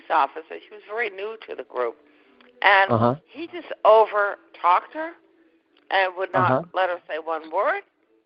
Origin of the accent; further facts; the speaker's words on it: Boston, Massachusetts, United States; also born or lived in Westwood, Massachusetts; now in Cape Cod, United States; I grew up in Boston. My parents were Bostonians